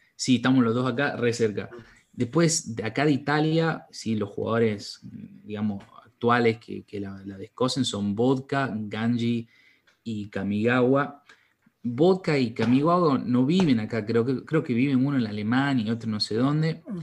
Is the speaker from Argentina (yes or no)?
yes; Salta, Argentina; nosotros somos de Salta